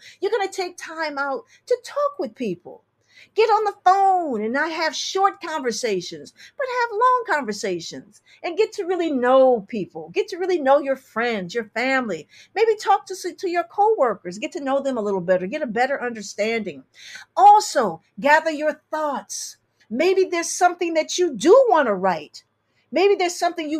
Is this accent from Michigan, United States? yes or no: yes; Detroit, Michigan, United States; I'm from Detroit, Michigan.